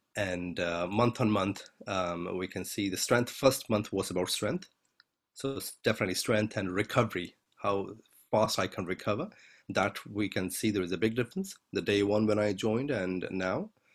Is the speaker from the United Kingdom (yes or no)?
no; India; I'm Indian